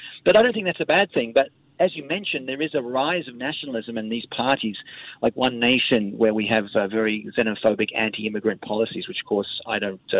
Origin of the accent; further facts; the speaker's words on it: Sydney, New South Wales, Australia; moved away as an adult; also born or lived in United Kingdom / United States / Singapore; now in Brisbane, Australia; It's not as hectic as my hometown of Sydney.